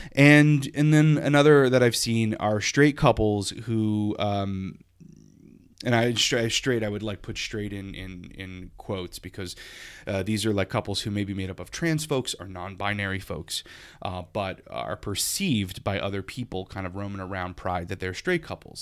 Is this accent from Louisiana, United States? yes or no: yes; Lafayette, Louisiana, United States; now in Hartford, United States; I never had pride happening in my South Louisiana hometown.